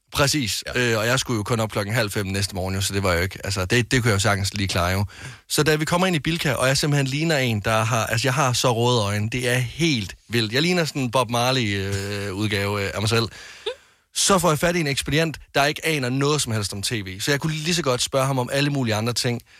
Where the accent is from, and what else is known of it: Greece